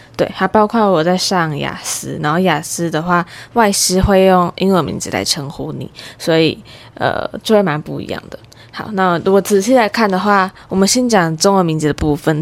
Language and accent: Chinese; Taiwan; 但是我毕竟是在台湾环境下长大的